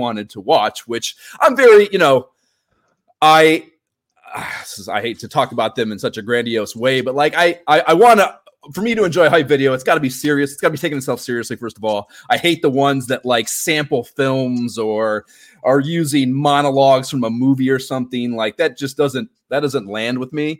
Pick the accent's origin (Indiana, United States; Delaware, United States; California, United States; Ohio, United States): Ohio, United States; Cleveland; moved away; also born or lived in Pensacola, Florida / New York City; I'm from Ohio originally. I grew up near Cleveland